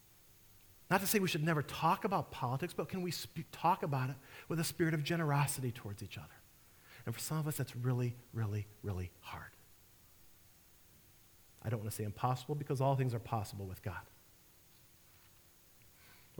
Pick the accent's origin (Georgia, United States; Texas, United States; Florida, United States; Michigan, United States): Michigan, United States; Detroit; now in St. Louis, United States; I'm from Detroit